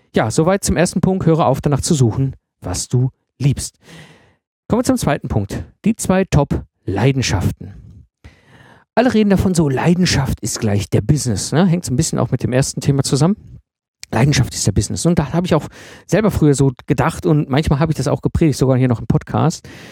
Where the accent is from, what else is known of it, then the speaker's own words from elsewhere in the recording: the Ruhr area, North Rhine-Westphalia, Germany; meiner Zeit als Jugendlicher im Pott, als ich in den 90er Jahren groß geworden bin